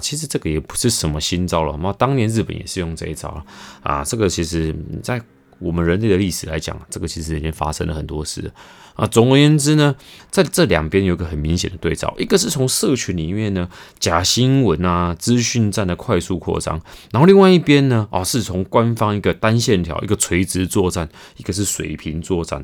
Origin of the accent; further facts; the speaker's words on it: Taiwan; 我们台湾人